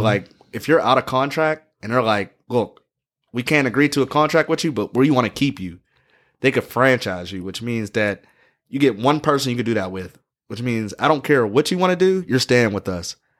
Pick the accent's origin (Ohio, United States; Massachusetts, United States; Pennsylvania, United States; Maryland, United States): Pennsylvania, United States; Pittsburgh; I'm from Pittsburgh